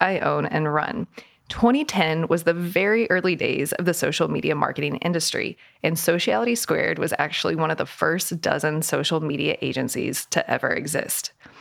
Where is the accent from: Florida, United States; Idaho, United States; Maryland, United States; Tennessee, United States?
Tennessee, United States; Sevier County, East; moved away; also born or lived in New York City; I grew up in East Tennessee without TV in Dolly Parton's hometown of Sevier County